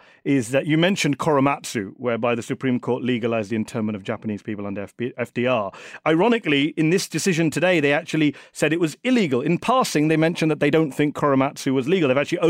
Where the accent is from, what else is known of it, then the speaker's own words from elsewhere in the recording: United Kingdom; moved away as an adult; now in United States; I'm a British Muslim. Right. I moved here 3 years ago